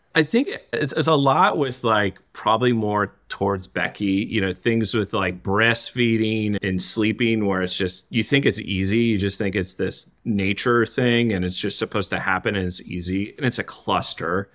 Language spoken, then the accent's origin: English; Saginaw, Michigan, United States; I grew up in Saginaw, Michigan